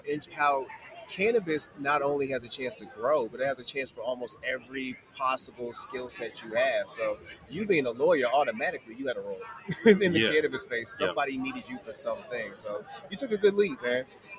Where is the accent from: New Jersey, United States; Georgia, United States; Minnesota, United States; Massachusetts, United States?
Massachusetts, United States; Boston; I'm from Boston. Shout out Lantern.